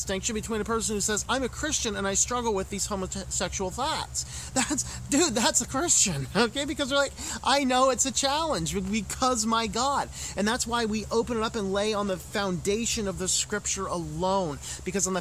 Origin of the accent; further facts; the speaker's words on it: United States; as an American